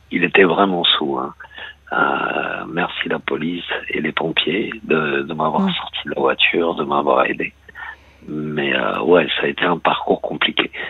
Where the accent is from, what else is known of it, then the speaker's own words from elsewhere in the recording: Île-de-France, France; je suis de la, région parisienne, hein, je suis d'Argentine Oui. Euh, aujourd'hui, j'habite en Bretagne.